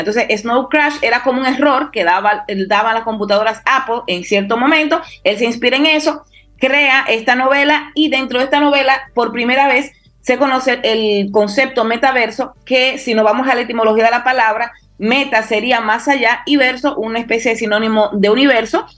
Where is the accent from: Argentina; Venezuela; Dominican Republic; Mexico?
Dominican Republic